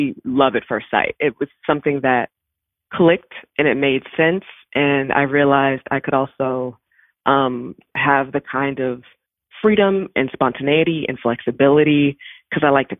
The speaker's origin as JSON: {"language": "English", "town": "Baltimore", "region": "Maryland", "country": "United States", "tie": "born or raised there", "said": "I am from Baltimore. I grew up on Rolling Road in Woodlawn"}